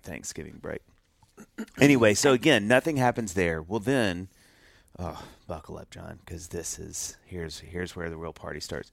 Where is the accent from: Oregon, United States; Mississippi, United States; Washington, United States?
Mississippi, United States; moved away as an adult; also born or lived in Knoxville; we grew up in Mississippi